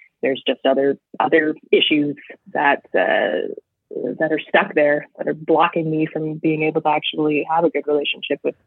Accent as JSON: {"language": "English", "country": "Canada", "said": "as a Canadian"}